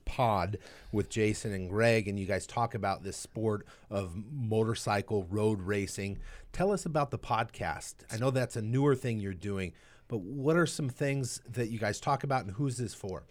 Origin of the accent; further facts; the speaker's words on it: Southern California, United States; Growing up in Southern California